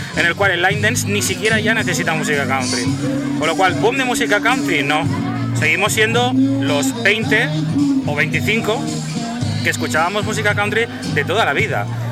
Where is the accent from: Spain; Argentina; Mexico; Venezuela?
Spain